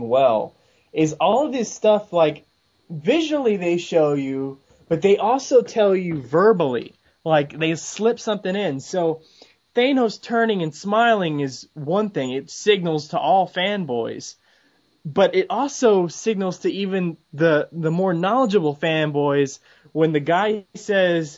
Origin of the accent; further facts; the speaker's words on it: Texas, United States; accent: Texas; my Texas accent